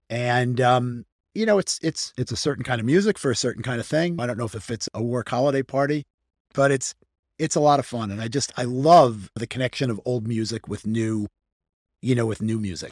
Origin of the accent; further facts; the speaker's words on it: Hartsdale, New York, United States; I grew up outside of New York City. I okay. grew up in, in, in, in, a town called Hartsdale, New York, outside sure. of New York City.